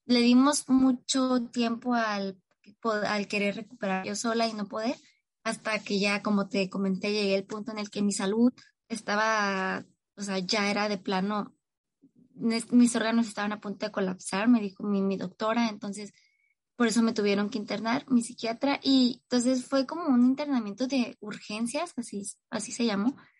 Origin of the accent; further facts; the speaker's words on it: Tijuana, Baja California, Mexico; Soy de Tijuana, Baja California, México